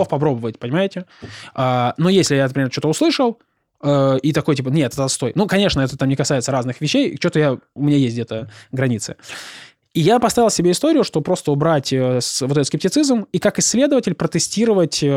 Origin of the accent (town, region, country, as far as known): Rostov-on-Don, Rostov Oblast, Russia